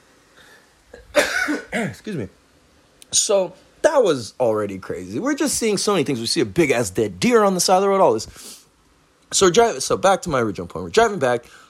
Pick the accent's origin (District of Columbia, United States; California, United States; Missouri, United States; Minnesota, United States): California, United States; I'm from California